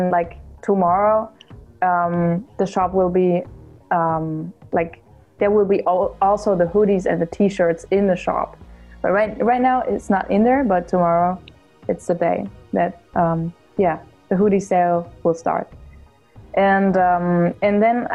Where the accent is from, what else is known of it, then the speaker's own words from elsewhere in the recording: Germany; I'm from Germany